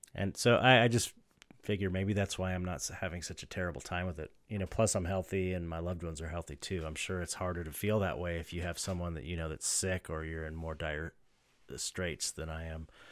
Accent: Southern California, United States; I grew up in Southern California

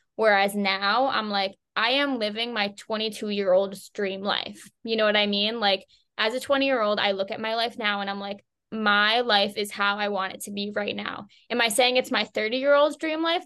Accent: Boston, Massachusetts, United States; moved away as an adult; I'm originally from the Boston area

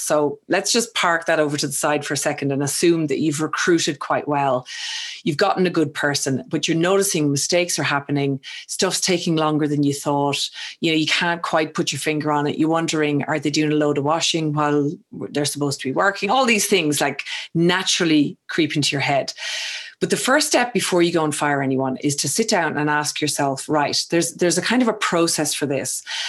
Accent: Ireland; I mean, you know, you're English, I'm Irish. I have a habit of speaking too fast, you know, using slang or local vernacular that maybe somebody else mightn't understand.

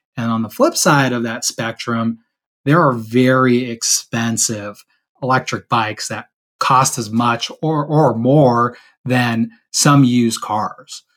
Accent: San Diego, California, United States; I grew up actually in San Diego, California

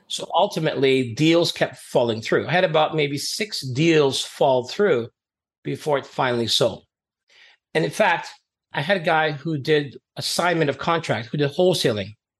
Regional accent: Canada; also born or lived in Trinidad and Tobago; I grew up as an immigrant in Canada. I came from Trinidad and Tobago back in the 70s

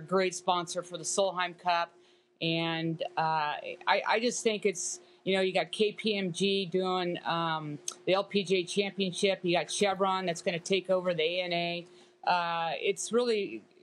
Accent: United States; as an American

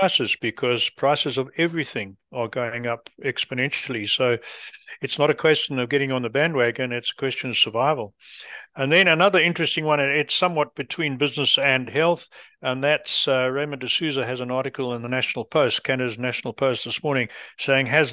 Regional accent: England, United Kingdom; being English

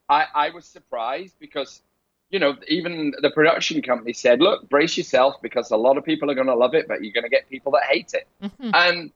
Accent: England, United Kingdom; accent: Northern; my rough Northern accent came out because instead of saying water, I said water.

